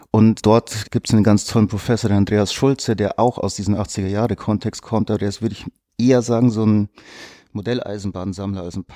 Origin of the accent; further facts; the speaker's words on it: Munich, Bavaria, Germany; born there; Also ich bin in München geboren, habe dann auch auf der Münchner Akademie bei Markus Oehlen eben studiert.